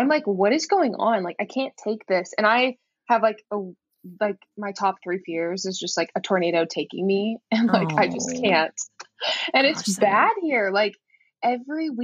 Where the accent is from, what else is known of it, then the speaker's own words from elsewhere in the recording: Houston, Texas, United States; moved away; I grew up in Houston